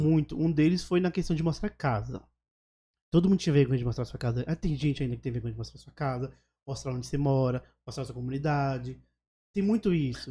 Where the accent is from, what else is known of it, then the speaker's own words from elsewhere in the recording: Alagoas, Brazil; also born or lived in Paraisópolis, São Paulo; now in São Paulo, Brazil; Eu sou de Alagoas. Então eu só ia pra Alagoas, só ia pra Maceió